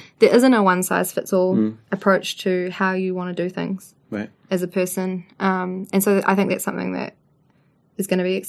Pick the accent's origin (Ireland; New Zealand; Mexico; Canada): New Zealand; Levin, Manawatū-Whanganui; born or raised there